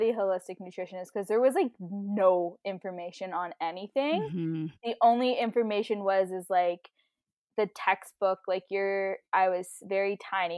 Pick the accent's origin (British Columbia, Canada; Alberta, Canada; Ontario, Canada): Ontario, Canada; Ottawa; moved away as an adult; also born or lived in Toronto, Canada; now in Calgary, Canada; I grew up in Battawa